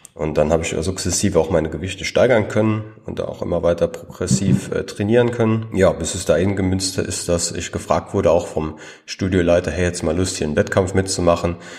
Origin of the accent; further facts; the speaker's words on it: Trier region, Rhineland-Palatinate, Germany; ich komme ja aus, aus der Region Trier